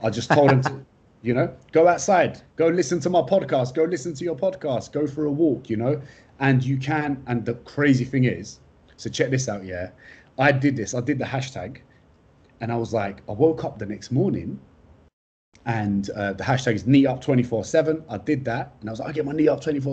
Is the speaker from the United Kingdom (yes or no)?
yes; London, United Kingdom; moved away; also born or lived in Australia / Istanbul, Turkey; I'm from London. I'm a London boy, a Turkish-Kurdish London boy. Family of political refugees came into the UK in the late 80s. And then the best thing happened in London. I was born in 1992